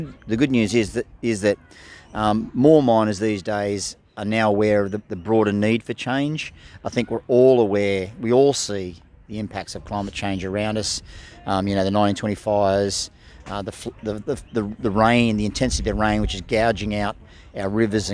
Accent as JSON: {"language": "English", "area": "the Illawarra", "region": "New South Wales", "country": "Australia", "tie": "born or raised there", "said": "I grew up in the Illawarra, and as a kid, surfing on those beaches"}